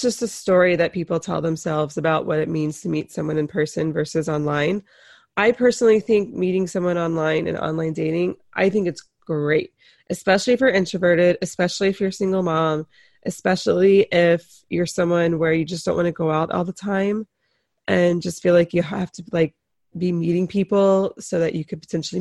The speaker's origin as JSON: {"language": "English", "region": "North Carolina", "country": "United States", "said": "I am from North Carolina"}